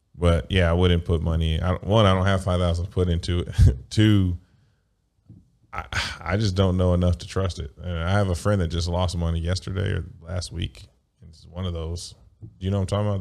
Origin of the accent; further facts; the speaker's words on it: United States; I grew up in a capitalistic, like, America